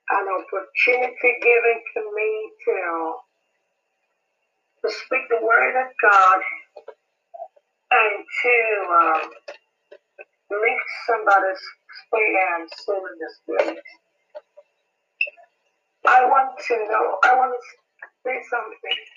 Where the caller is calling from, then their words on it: Nigeria; I am calling and uh, I am speaking from Nigeria.